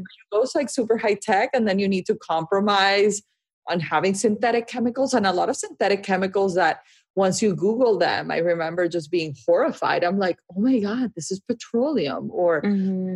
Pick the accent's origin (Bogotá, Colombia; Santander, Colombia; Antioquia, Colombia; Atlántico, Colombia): Atlántico, Colombia; Barranquilla; moved away; I grew up in Barranquilla, Colombia, which is a, a small